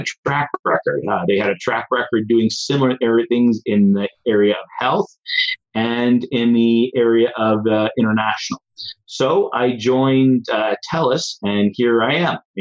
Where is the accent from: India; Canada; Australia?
Canada; Foremost, Alberta; also born or lived in Guelph, Ontario; I grew up in Foremost, Alberta, rented farmland when I was 19